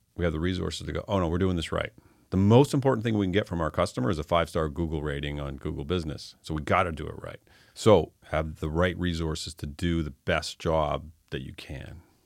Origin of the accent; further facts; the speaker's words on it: Fredericton, New Brunswick, Canada; also born or lived in Toronto; now in Halifax, Canada; I was born in Fredericton.